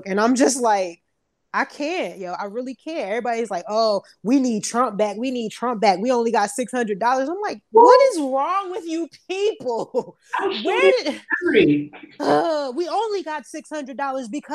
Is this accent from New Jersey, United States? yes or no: yes; Newark, New Jersey, United States; I'm from Newark